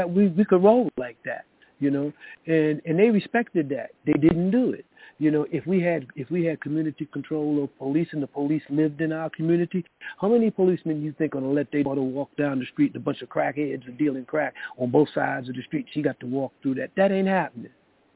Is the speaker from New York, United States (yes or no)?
yes; New York City, New York, United States; I grew up in the South Bronx